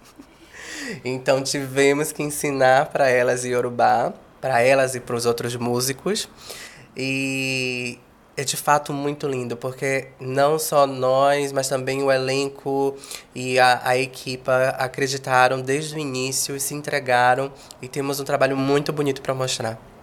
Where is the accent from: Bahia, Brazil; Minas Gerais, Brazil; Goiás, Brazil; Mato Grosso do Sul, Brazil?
Bahia, Brazil; Salvador; tanto eu quanto o coreógrafo, que é o Jorge Cipriano, somos de Salvador, Bahia